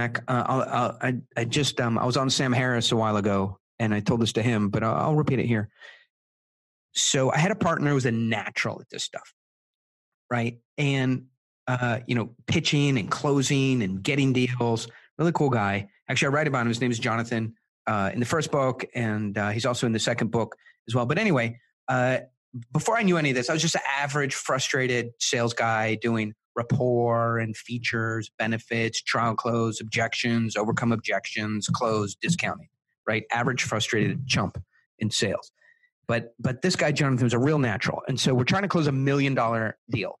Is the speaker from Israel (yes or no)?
yes; Israel; my parents are South African. I was born in Israel